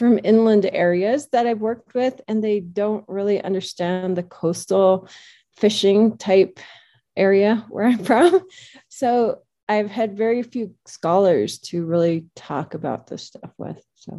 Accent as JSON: {"language": "English", "town": "Naknek", "region": "Alaska", "country": "United States", "tie": "born or raised there", "moved": "as an adult", "said": "I left home at 18. I grew up in Naknek, which is on the Naknek River in the Bristol Bay region of Alaska. I was growing up, I was involved in the subsistence and commercial fishery."}